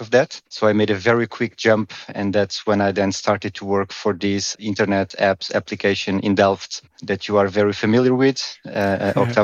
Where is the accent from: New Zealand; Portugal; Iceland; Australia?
Portugal; moved away as an adult; now in Amsterdam, Netherlands; I'm originally from Portugal, but I've been living in the Netherlands, in Amsterdam, for many years now, around 15